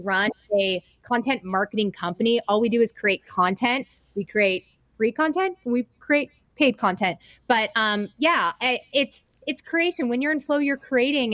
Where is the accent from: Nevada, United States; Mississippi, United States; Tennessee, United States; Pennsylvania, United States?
Nevada, United States; Reno; also born or lived in East Coast / Salt Lake City; I'm from Reno, Nevada.